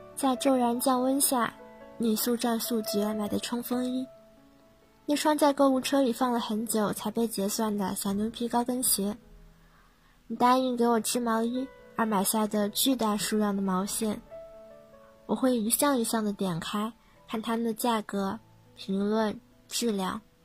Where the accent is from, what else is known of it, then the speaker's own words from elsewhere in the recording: Yancheng, Jiangsu, China; moved away as an adult; now in Nanjing, China; 来自江苏盐城